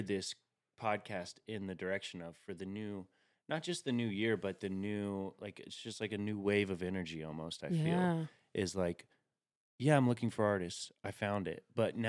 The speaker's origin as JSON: {"language": "English", "town": "Chattanooga", "region": "Tennessee", "country": "United States", "said": "I'm from Chattanooga, Tennessee, so I say any."}